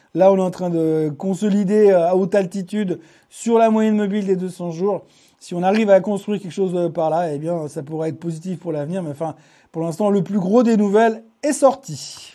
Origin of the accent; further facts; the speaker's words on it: Switzerland; chez nous en Suisse